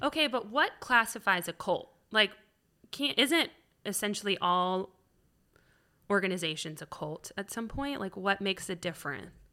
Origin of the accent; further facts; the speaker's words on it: Atlanta, Georgia, United States; also born or lived in Virginia / Florida / Iowa; I moved here in second grade, so we moved a lot